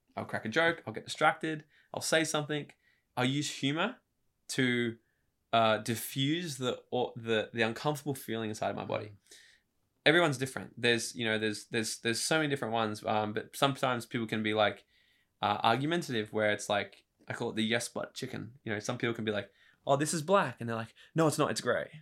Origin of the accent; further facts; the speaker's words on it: Gold Coast, Queensland, Australia; also born or lived in New South Wales / Brisbane; I was born in New South Wales, moved up here when I was a couple of years old, uh, grew up in Brisbane and on the Gold Coast